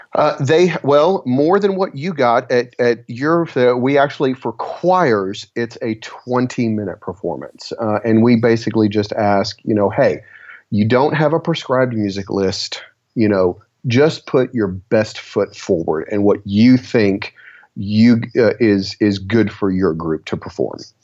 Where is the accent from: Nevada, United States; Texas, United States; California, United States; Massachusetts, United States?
Texas, United States; I'm from Texas